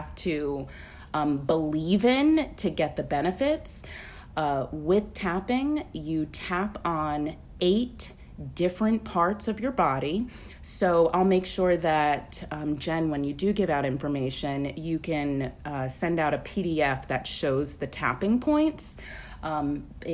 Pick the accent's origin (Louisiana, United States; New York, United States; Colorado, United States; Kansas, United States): New York, United States; moved away as an adult; now in Alabama, United States; I'm from New York. I moved to Alabama in 2010